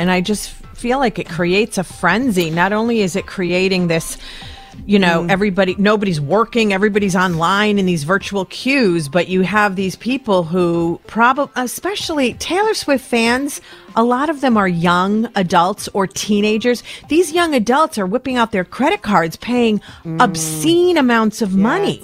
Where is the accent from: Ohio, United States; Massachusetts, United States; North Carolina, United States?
Massachusetts, United States; Western; I grew up in Western Mass.